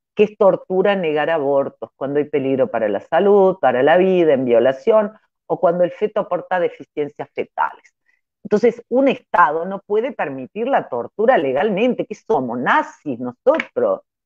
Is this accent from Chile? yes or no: no; Córdoba, Argentina; now in Trelew, Argentina; yo soy cordobesa